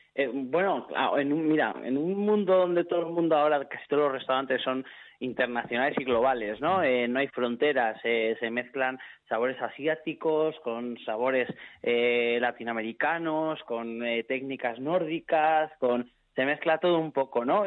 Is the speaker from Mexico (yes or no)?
no; Bilbao, Basque Country, Spain; yo soy de Bilbao, nací en Bilbao, toda mi familia es gallega.